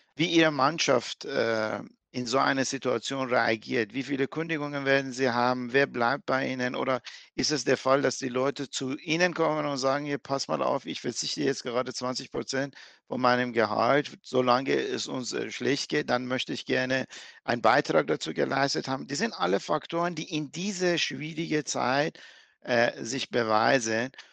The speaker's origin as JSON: {"language": "German", "country": "Iran", "tie": "born or raised there", "moved": "yes", "lives_now": "Germany", "said": "ich bin geborener Iraner, ich bin Perser"}